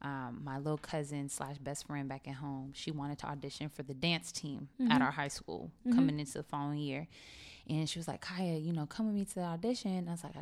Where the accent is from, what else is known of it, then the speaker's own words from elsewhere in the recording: Sacramento, California, United States; now in Dallas, United States; I am from Sacramento, California, born and raised.